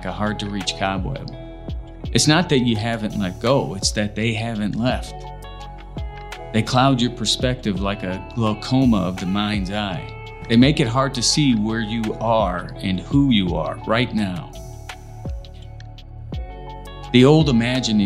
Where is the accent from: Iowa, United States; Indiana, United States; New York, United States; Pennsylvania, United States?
Indiana, United States; moved away; also born or lived in Los Angeles, California; having been born and raised in Indiana, but feeling as if I really grew up in Los Angeles